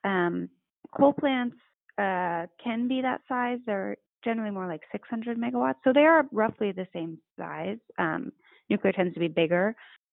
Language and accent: English; California, United States; I'm from California